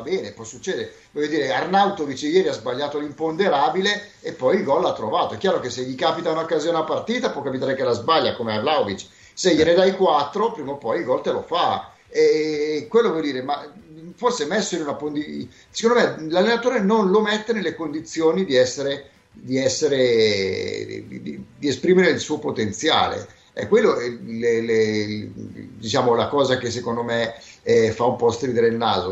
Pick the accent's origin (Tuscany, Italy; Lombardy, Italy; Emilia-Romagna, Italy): Lombardy, Italy; Milan; noi che siamo di Milano